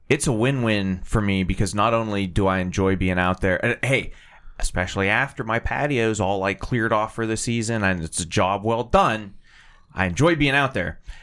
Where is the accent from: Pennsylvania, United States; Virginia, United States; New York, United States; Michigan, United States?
Pennsylvania, United States; Titusville; when I was growing up in Titusville